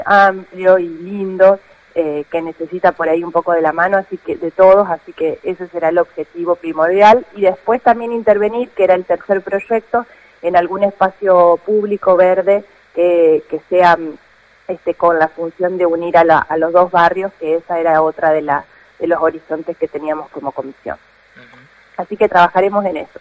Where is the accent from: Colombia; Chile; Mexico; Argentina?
Argentina; Sunchales, Santa Fe; soy ciudadana oriunda de Sunchales